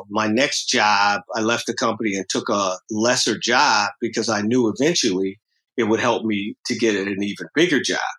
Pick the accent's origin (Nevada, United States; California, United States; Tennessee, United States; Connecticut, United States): California, United States; Los Angeles; I grew up in South Central LA in a largely African-American community